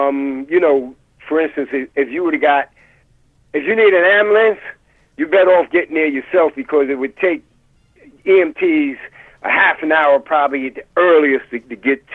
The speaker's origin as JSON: {"language": "English", "town": "New York City", "region": "New York", "country": "United States", "tie": "born or raised there", "said": "I grew up in the East New York section, Lewis H. Pink houses"}